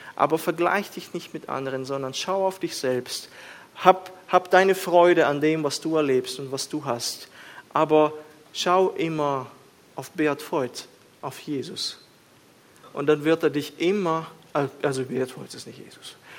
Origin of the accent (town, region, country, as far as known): Switzerland